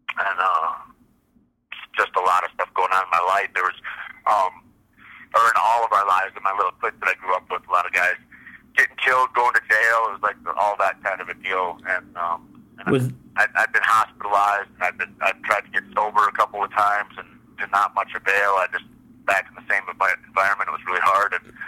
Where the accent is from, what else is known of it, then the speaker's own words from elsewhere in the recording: Michigan, United States; moved away as an adult; now in Santa Fe, United States; I grew up in Michigan. I was born and raised in Michigan.